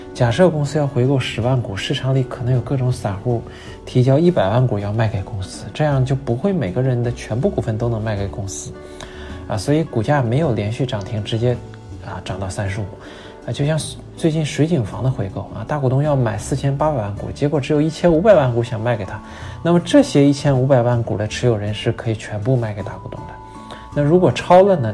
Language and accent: Chinese; Daqing, Heilongjiang, China; 我老家大庆